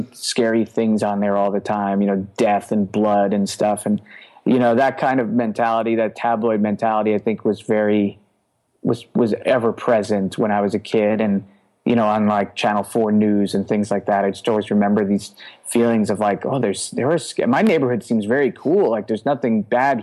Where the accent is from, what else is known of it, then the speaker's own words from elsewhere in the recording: New York City, New York, United States; now in Brooklyn, United States; I grew up in Queens